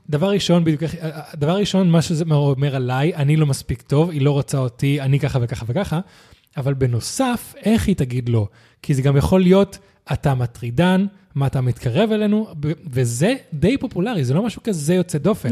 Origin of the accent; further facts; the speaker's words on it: Spain; now in Israel; אני מגיע מאירופה, מספרד